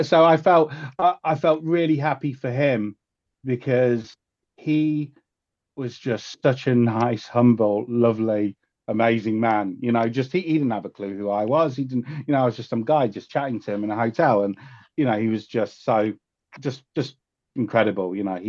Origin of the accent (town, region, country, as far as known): Leicester, East Midlands, United Kingdom; born or raised there; now in Los Angeles, United States